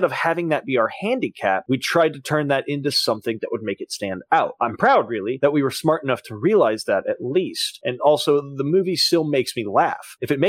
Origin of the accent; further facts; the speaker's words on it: Concord, North Carolina, United States; And then I went back to my hometown of Concord, North Carolina, and applied for as many credit cards as I could get.